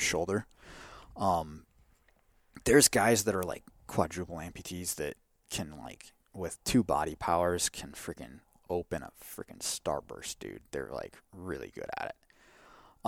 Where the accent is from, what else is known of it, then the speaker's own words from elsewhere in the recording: Wisconsin, United States; moved away as an adult; I grew up in Wisconsin where the cows outnumber the people